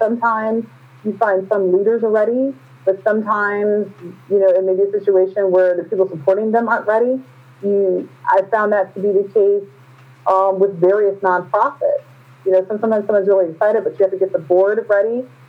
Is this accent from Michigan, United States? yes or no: yes; Flint, Michigan, United States; I'm from Flint, Michigan.